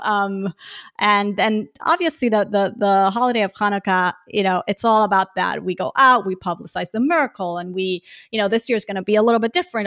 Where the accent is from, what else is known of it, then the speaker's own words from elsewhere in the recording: Puerto Rico; now in Houston, United States; I'm originally from Puerto Rico